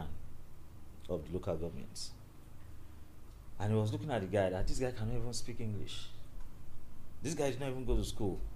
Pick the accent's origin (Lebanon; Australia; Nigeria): Nigeria; thank you for bringing me to this country that I'm in Nigeria and I'm not from Ghana